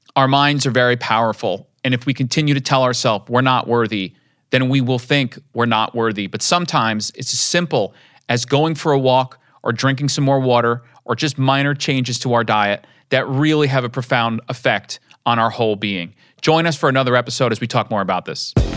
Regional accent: Rockland County, New York, United States; I'm from Rockland County

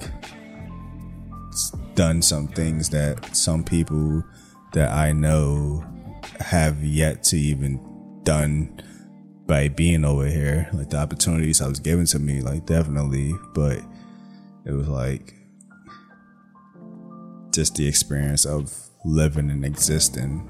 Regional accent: New York, United States; moved away; also born or lived in New Jersey; I was born in New York. I was raised in New York. And then we eventually moved to New Jersey. And, like, years wise, it's literally half and half

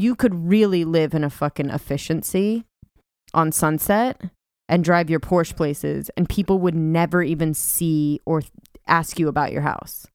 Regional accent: California, United States; moved away; I'm from California

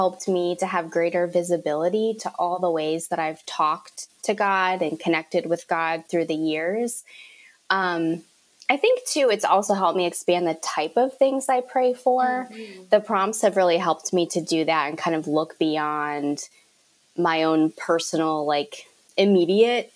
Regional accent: Cleveland, Ohio, United States; I am from Cleveland, Ohio

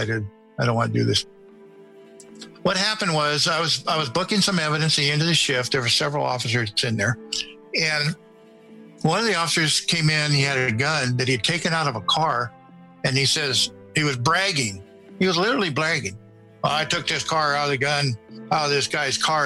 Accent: Northern California, United States; moved away as an adult; now in Nevada, United States; I was born and raised in Northern California

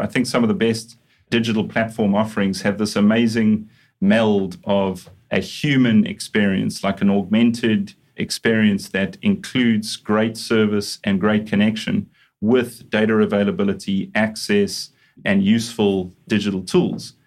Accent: Johannesburg, Gauteng, South Africa; moved away; also born or lived in Durban; I'm a South African originally. So, uh, grew up in Johannesburg, studied in Johannesburg

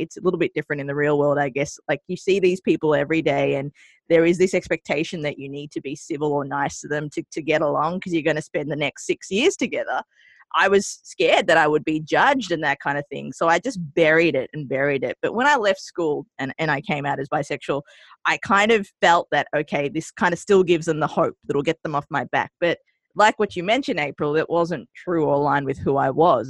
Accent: Australia; also born or lived in Colombo, Sri Lanka; I migrated to Australia when I was two, hence the adorable accent that you're hearing on the airwaves now. Mm-hmm. Um, and I grew up in Australia for about 30 years.

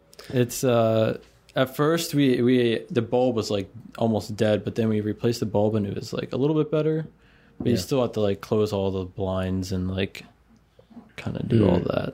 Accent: Maryland, United States; moved away as an adult; also born or lived in South Carolina / Colorado; now in Florida, United States; when I was like 3 or so, we moved from Colorado to Maryland. Lived in Maryland the rest of my life until I was like 19, basically.

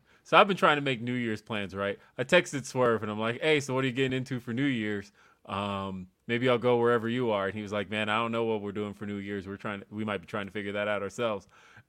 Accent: Los Angeles, California, United States; moved away as an adult; now in Denver, United States; when Power Rangers first came out, I lived in Los Angeles.

